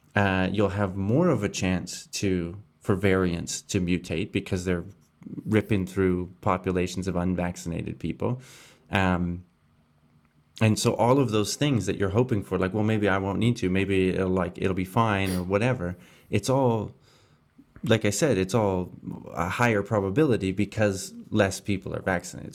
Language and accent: English; Canada; moved away; my home country of Canada